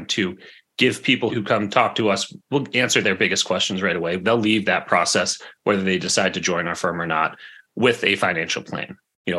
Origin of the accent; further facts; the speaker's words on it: New England, United States; growing up in New England